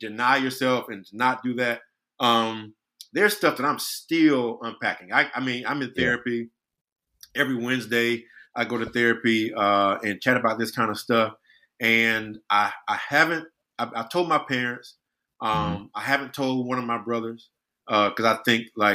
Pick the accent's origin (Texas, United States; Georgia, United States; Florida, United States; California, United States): Georgia, United States; Brunswick; born or raised there; moved away